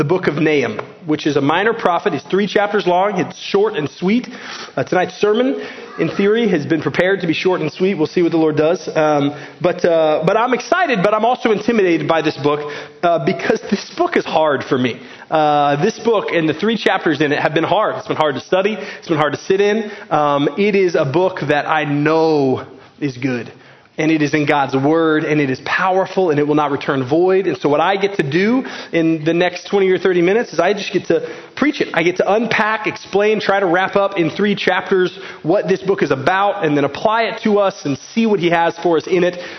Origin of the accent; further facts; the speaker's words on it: Garland, Texas, United States; As an American, I grew up in Garland, Texas